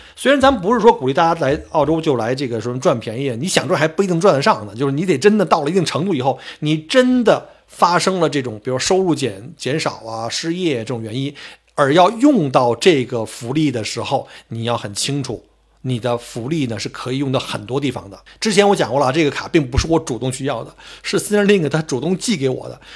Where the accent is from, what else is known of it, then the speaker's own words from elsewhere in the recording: Beijing, China; accent: Beijing dialect; now in Australia; 我们北京话叫倒挂